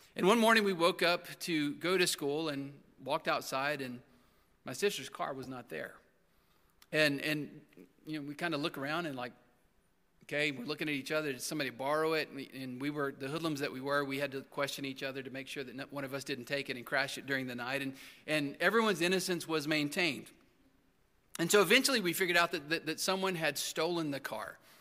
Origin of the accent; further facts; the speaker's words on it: Texas, United States; where I grew up in Texas